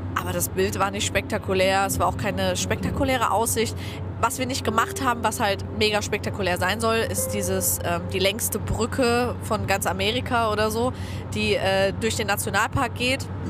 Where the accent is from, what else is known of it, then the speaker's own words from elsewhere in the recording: Germany; wir sind aus Deutschland